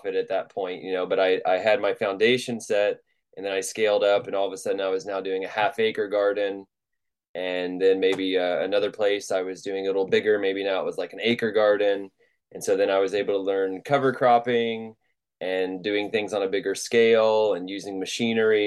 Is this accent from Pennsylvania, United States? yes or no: no; Louisville, Kentucky, United States; I'm from Louisville, Kentucky, and I grew up there